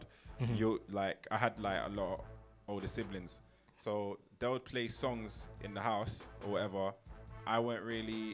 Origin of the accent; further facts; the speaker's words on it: London, United Kingdom; we're both from Northwest London